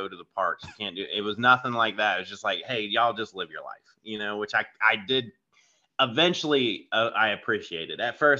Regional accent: Florida, United States; also born or lived in California / Washington / New York / Georgia; I'm originally from Florida, but I've moved around all over. So I've lived in like California and Washington State, New York, Georgia, South Carolina.

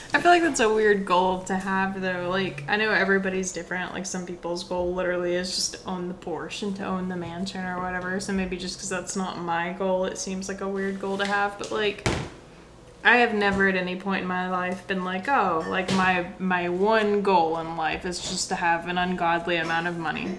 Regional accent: Tennessee, United States; also born or lived in Florida; I wasn't born in Tennessee. I was born in Florida, but we moved to Tennessee when I was so young. I don't even remember

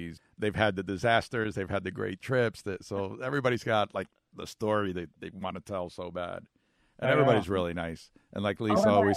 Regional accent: New York, United States; moved away; I grew up in New York, right, 18 miles from the city

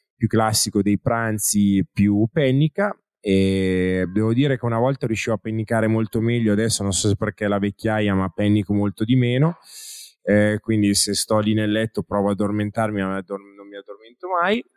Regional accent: Italy; accent: Italian; il mio accento italianeggiante

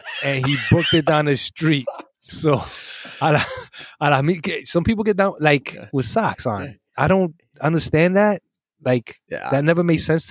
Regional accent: Caguas, Puerto Rico; moved away; I grew up in Caguas for some of my time there, Turabo Gardens

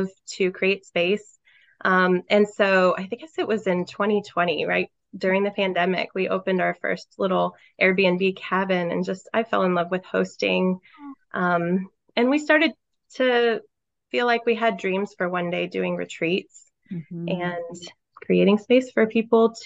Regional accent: St. Louis, Missouri, United States; moved away as an adult; now in South Carolina, United States; I grew up in the St. Louis, Missouri area and moved to South Carolina 10 years ago with my husband, Travis

